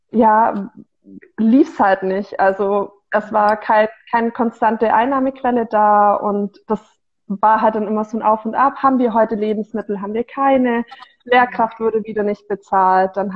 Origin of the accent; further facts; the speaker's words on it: Bavaria, Germany; Ich bin 25 Jahre alt und ich komme eigentlich aus der ähm, Augsburger Gegend mhm. und ähm, habe dort dann 2019 meinen Bachelor abgeschlos